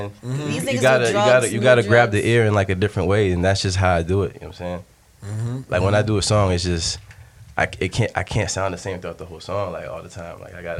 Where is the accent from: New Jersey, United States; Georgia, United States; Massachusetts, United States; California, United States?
Massachusetts, United States; Boston; also born or lived in Fall River / Brockton; I was born in Boston, grew up in Mattapan a little bit, but then, you know, we moved around a lot. I was in Fall River at one point, I was in Brockton.